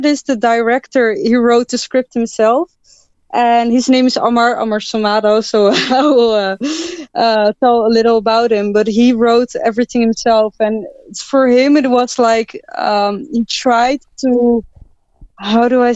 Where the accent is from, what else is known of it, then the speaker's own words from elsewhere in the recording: Netherlands; I'm from the Netherlands.